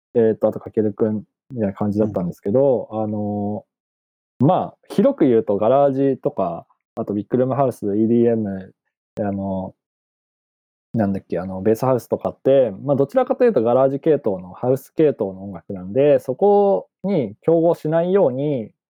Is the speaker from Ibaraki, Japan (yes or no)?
yes; Ibaraki, Japan; 僕も茨城県出身だった